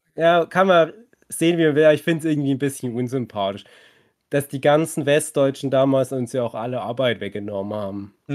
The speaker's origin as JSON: {"language": "German", "region": "East Germany", "country": "Germany", "said": "wir sind auch Ostdeutsche"}